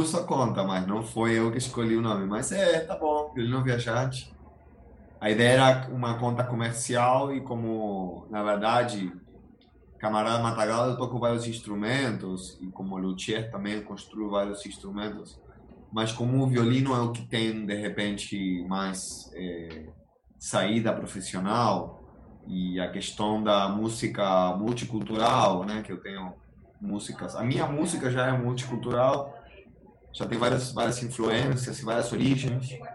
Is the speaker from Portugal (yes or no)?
no; Argentina; Portuguese is a second language; moved away as an adult; now in Cachoeiras de Macacu, Brazil; Eu sou da Argentina, mas eu moro aqui em Cachoeiras de Macacu já tem 10 anos, então me sinto cachoeirense